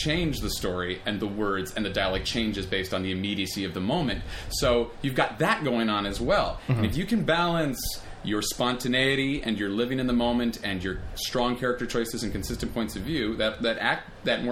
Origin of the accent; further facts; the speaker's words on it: Los Angeles, California, United States; also born or lived in Amsterdam; My background is, I'm from Los Angeles